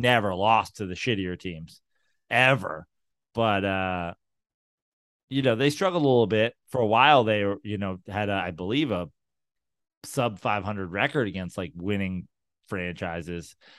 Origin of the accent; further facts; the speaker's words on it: New York, United States; now in Los Angeles, United States; I'm from New York and live in Los Angeles